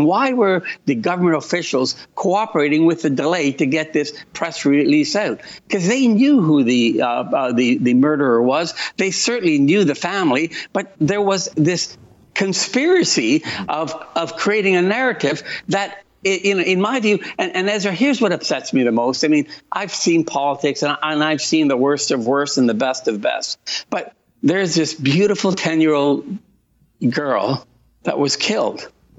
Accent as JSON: {"language": "English", "country": "Italy", "moved": "yes", "said": "I think of my time as an immigrant. I came from Italy."}